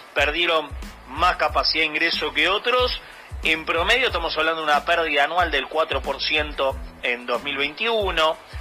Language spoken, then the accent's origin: Spanish; Argentina